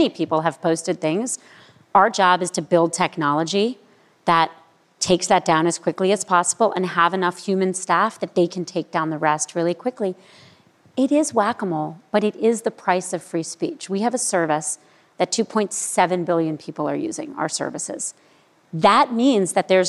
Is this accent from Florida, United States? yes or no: yes; Miami, Florida, United States; I grew up in Miami